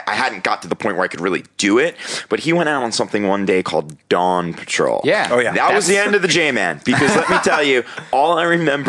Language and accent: English; Cape May, New Jersey, United States; now in California, United States; I grew up in Cape May where big surfing town